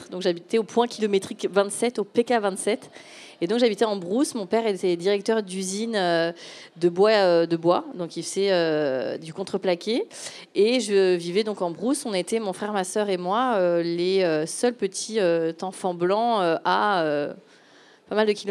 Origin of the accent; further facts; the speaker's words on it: Gabon; moved away; non, en fait, j'ai grandi en Afrique. Euh, je suis fille d'expatriés. Donc, à 7-8 ans, euh, de mémoire, j'étais hum, au Gabon.